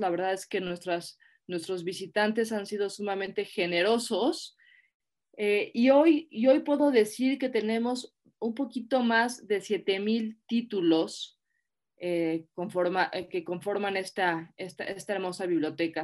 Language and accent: Spanish; Mexico; somos mexicanos